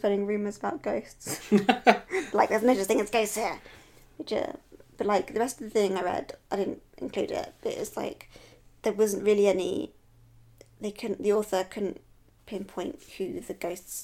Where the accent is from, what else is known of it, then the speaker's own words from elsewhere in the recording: England, United Kingdom; I'm English